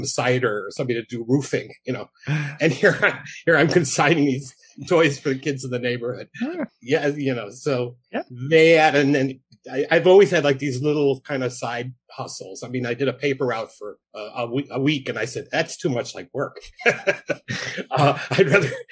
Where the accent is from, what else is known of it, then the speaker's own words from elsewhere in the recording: Norridge, Illinois, United States; I grew up in Norridge, which is a little suburb on the northwest side of Chicago